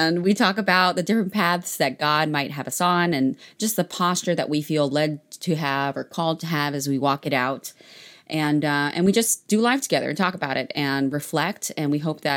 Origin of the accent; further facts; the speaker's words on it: Maryland, United States; now in Texas, United States; We are originally from Maryland